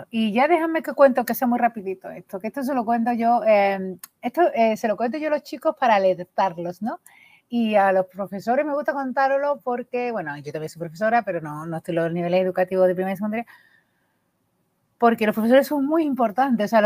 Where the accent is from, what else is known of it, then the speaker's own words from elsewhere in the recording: Burgos, Castile and León, Spain; que sé que en Burgos son peña porque vengo de Burgos